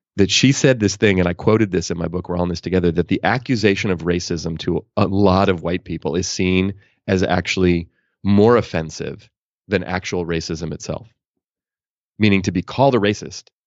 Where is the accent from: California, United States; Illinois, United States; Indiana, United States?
California, United States; Oakland; I grew up in Oakland, California